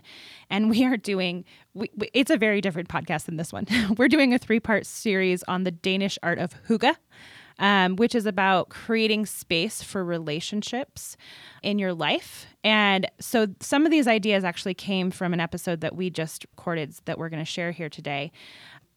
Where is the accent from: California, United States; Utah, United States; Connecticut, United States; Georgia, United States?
California, United States; I grew up in California, and so my sisters and I were all boogie boarders and surfers